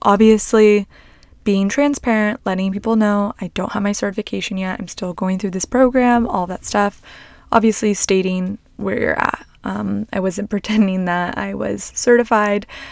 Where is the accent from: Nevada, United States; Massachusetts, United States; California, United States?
California, United States; Long Beach; I grew up in Long Beach, Long Beach, Seal Beach area